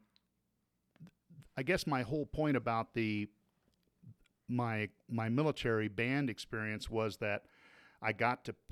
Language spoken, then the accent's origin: English; Wichita, Kansas, United States; moved away as an adult; also born or lived in Lindsborg, Kansas / Heidelberg, Germany; I grew up in Kansas. Born in a tiny little town called Lindsberg, Kansas